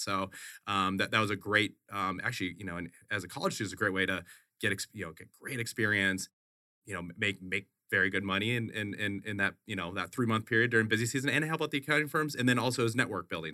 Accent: Wisconsin, United States; moved away as an adult; also born or lived in Boulder, Colorado; now in Phoenix, United States; I grew up in Wisconsin. Grew up in Wisconsin, went to school a, at the University of Colorado in Boulder.

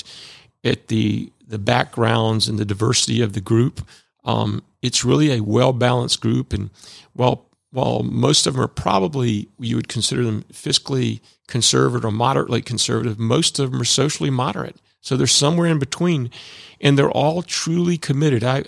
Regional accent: Chamblee, Georgia, United States; also born or lived in Alpharetta, Georgia; I grew up in Chamblee, Georgia, when Chamblee was way out back in the 50s and 60s.

